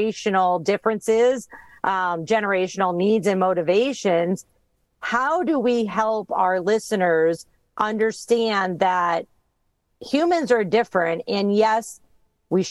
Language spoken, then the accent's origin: English; Florida, United States; I'm from Florida, so if it gets below 80, we grab sweaters down here